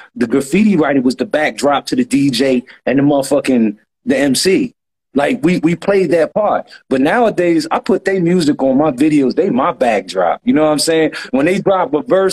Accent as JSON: {"language": "English", "town": "Philadelphia", "region": "Pennsylvania", "country": "United States", "tie": "born or raised there", "said": "I hail from Germantown. I'm an uptown nigga, born and raised"}